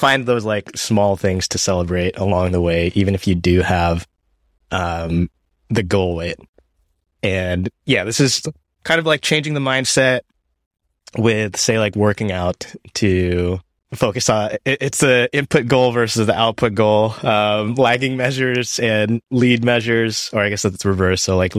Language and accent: English; Washington, United States; also born or lived in Japan; I grew up in Japan for elementary school and then moved to Washington State and about like a couple hours from Seattle.